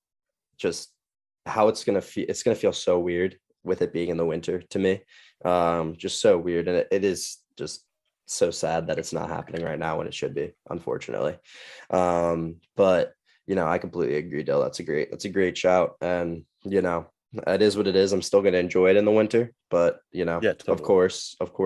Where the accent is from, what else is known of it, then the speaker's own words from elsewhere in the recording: Baltimore, Maryland, United States; my hometown, Baltimore